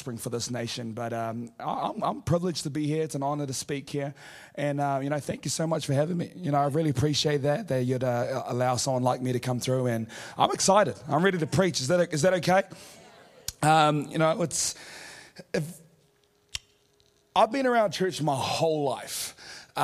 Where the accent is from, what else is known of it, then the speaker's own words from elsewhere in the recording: Auckland, New Zealand; I'm from Auckland